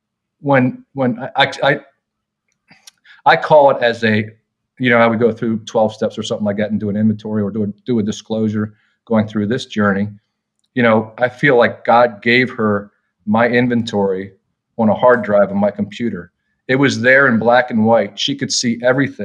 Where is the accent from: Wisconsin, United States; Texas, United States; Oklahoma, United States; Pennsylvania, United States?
Pennsylvania, United States; Lancaster County; moved away as an adult; now in near DC/Baltimore, United States; we grew up in rural, conservative Lancaster County, Pennsylvania